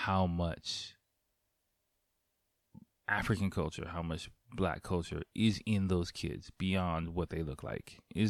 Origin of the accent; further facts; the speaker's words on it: Japan; especially growing up in Japan